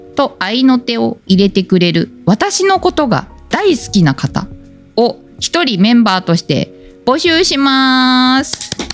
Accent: Japan; moved away; also born or lived in Hokkaido; 私雪国出身だから寒いの平気

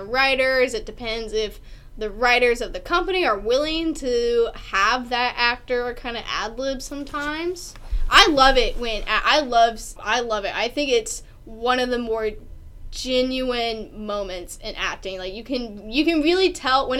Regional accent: the South, United States; I'm from the South

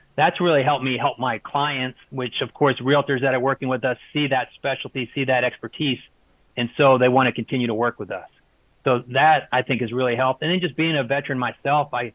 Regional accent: East Coast, United States; moved away as an adult; also born or lived in Pennsylvania / California; now in Austin, United States; I grew up on the East Coast

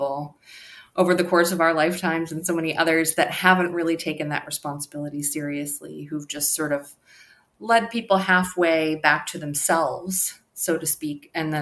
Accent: New York, United States; now in Los Angeles, United States; I am joining you from Los Angeles, but I'm originally from New York

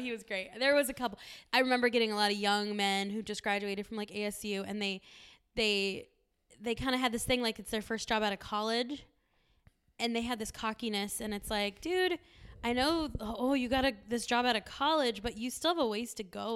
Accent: San Diego, California, United States; growing up in San Diego, we're very close to Tijuana

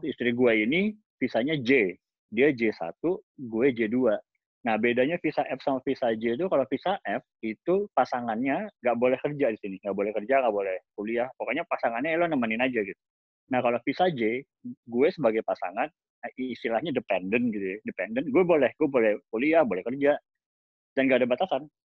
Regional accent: Indonesia; now in Los Angeles, United States; kita dari Indonesia

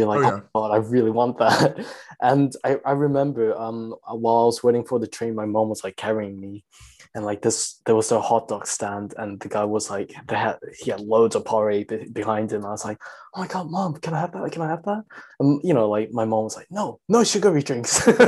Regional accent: China; also born or lived in South Korea; when I already had like so much exposure growing up in China and Korea?

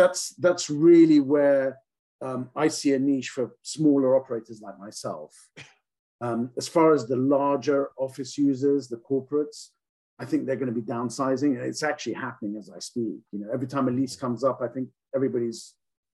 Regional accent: England, United Kingdom; now in United States; I grew up in England. I'm not from New Zealand.

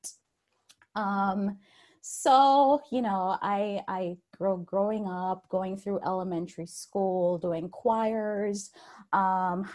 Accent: Jamaica; moved away; I was born and raised in Jamaica.

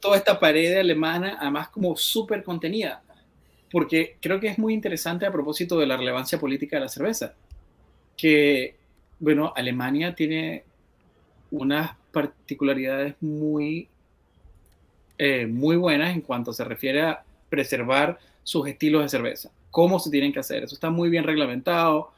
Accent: Venezuela; creciendo en Venezuela

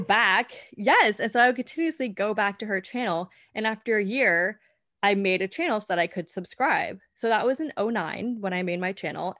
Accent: California, United States; moved away as an adult; also born or lived in Colorado; now in New York City, United States; I was born and raised in California.

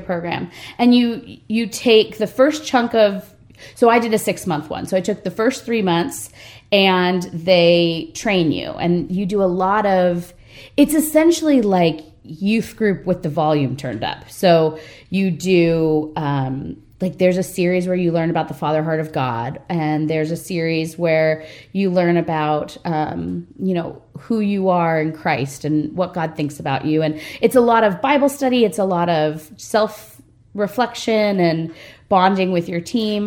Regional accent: Redondo Beach, California, United States; I'm from Redondo Beach, California, which is a little bit west of downtown LA. And uh, grew up in a pastor's house

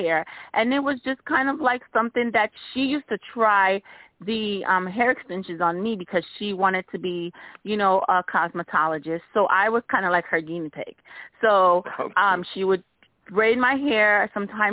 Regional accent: East Orange, New Jersey, United States; I grew up in East Orange

